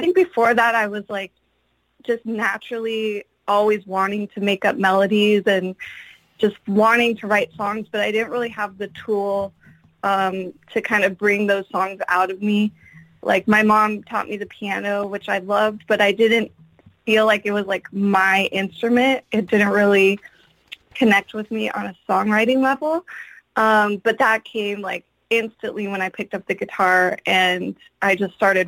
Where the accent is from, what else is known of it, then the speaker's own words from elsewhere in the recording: San Francisco Bay Area, California, United States; I grew up in the San Francisco Bay Area, which I still live in this area